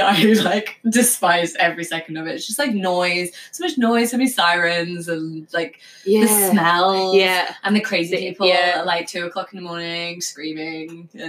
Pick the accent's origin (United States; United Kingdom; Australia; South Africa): United Kingdom; south coast of England; moved away as an adult; also born or lived in Bristol / New Zealand; now in Whistler, Canada; I'm from England, like the south coast of England, near the seaside.